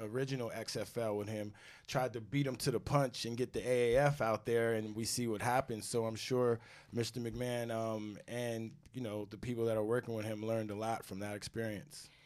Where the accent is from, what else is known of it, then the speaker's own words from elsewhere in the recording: Rockland County, New York, United States; I am from Rockland County, New York.